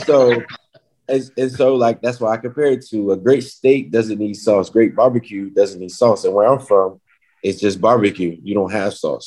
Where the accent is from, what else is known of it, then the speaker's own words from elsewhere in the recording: North Carolina, United States; now in Kansas City, United States; I'm from North Carolina